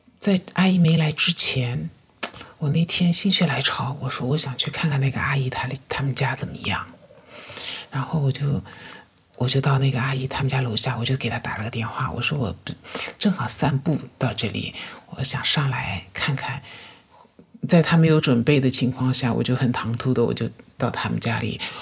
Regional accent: Yangtze River Delta, China; 我是出生在我们这个长三角地区的一个经济发达的一个省份，从小到大一直都是生活、学习都是在这个城市

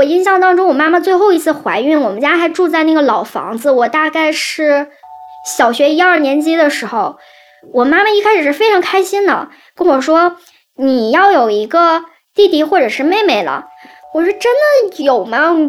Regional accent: Northeast China, China; 我们东北这边叫大爷

